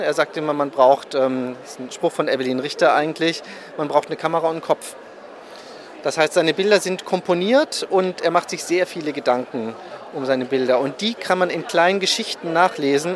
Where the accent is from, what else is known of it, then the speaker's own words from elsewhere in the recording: Berlin, Germany; ich bin gebürtiger Berliner